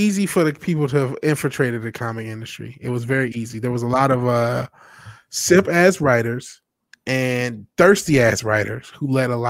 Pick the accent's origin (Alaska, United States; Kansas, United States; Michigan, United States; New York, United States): Michigan, United States; Detroit; I'm from Detroit.